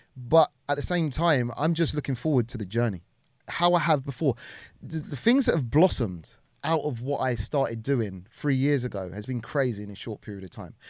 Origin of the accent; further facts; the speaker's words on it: Wembley, London, United Kingdom; also born or lived in Harrow; I'm Harrow, yeah, borders Wembley. I spent a lot of my time growing up in Wembley